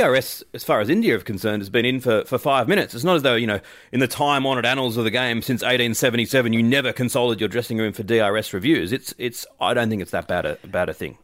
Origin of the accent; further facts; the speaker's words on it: Australia; as an Australian